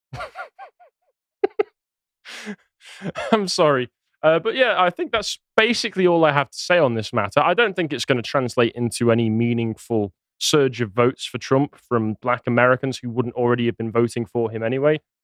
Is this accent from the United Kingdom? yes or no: yes; England, United Kingdom; I'm English